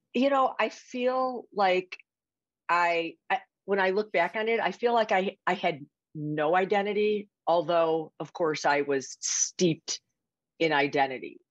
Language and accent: English; Chicago, Illinois, United States; accent: Chicago; moved away as an adult; now in Seattle, United States; I grew up in Chicago. Sometimes people hear my accent and they are like, is that New York or Boston?